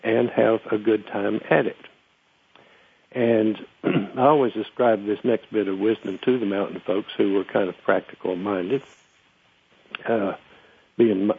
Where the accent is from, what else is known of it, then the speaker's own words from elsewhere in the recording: Murphy, North Carolina, United States; my hometown, Murphy